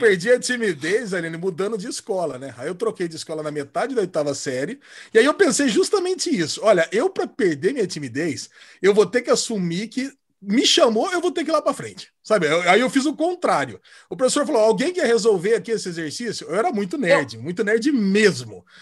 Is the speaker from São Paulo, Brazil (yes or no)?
yes; Campinas, São Paulo, Brazil; Aí eu saí do Estreado São João para ir para o São José, aqui de Campinas. Depois eu fui para ETEC